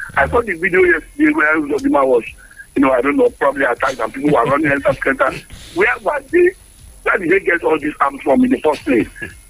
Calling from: Abeokuta, Ogun State, Nigeria; I'm here calling from the People's Parliament in Lemay, Abeokuta.

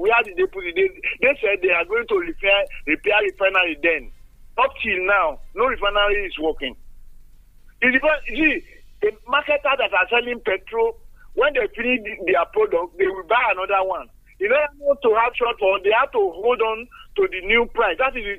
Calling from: Nigeria; Yes, Engineer Folavi, I'm calling from Songo.

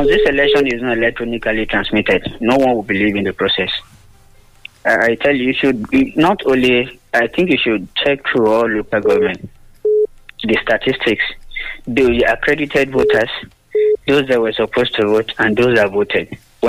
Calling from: Lagos, Nigeria; calling from Lagos.

